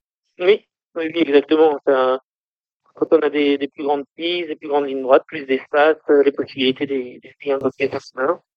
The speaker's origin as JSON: {"language": "French", "area": "the North", "region": "Hauts-de-France", "country": "France", "moved": "as an adult", "said": "on est originaire du Nord"}